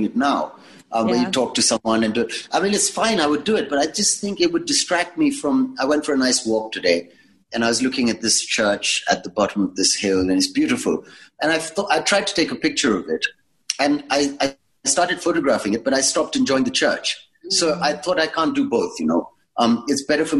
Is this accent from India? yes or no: yes; India; born or raised there; also born or lived in England